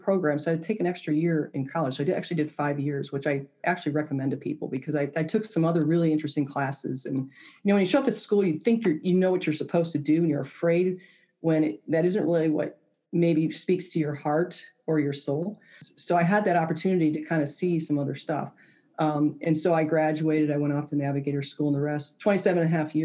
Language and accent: English; suburbs of Detroit, Michigan, United States; moved away as an adult; I grew up in Michigan, just north of Detroit, one of the suburbs of Detroit